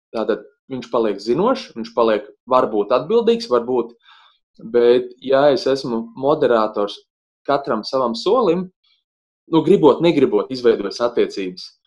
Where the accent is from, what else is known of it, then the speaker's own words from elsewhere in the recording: Bauska, Bauska Municipality, Latvia; moved away as an adult; mana dzimtā puse Bauska